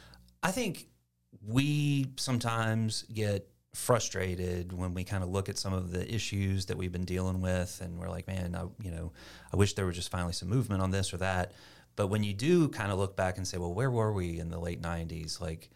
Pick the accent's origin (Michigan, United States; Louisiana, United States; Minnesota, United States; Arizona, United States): Louisiana, United States; Shreveport; also born or lived in Sulphur / Lafayette; But so normally I say Shreveport, but I was born in Sulphur. Louisiana.